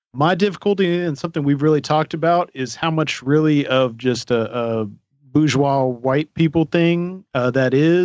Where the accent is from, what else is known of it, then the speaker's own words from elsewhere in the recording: Arizona, United States; I'm from Arizona, so I grew up with a bunch of natives.